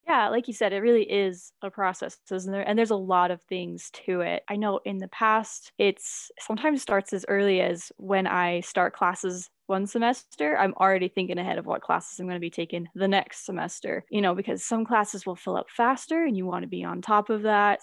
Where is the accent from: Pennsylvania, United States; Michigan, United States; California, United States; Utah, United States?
Utah, United States; Logan; I'm actually from Logan